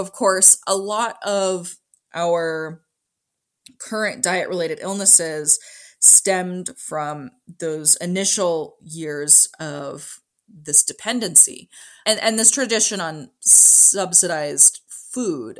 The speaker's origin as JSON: {"language": "English", "town": "Kalispell", "region": "Montana", "country": "United States", "tie": "born or raised there", "said": "I was born and raised in Kalispell"}